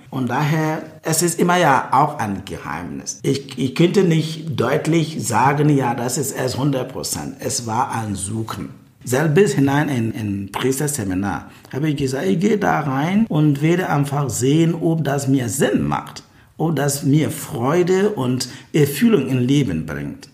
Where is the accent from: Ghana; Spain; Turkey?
Ghana; moved away as an adult; now in Berlin, Germany; Ich komme aus Ghana.